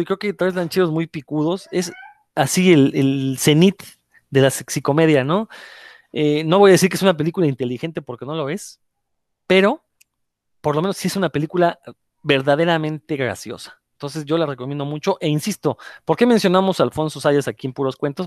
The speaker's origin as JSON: {"language": "Spanish", "country": "Mexico", "said": "vivimos en un país absurdo"}